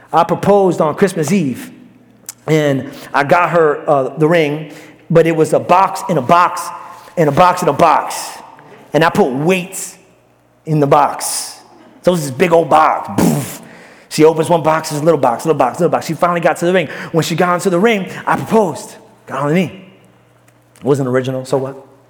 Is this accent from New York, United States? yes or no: yes; New York City, New York, United States; moved away; Mine is Brooklyn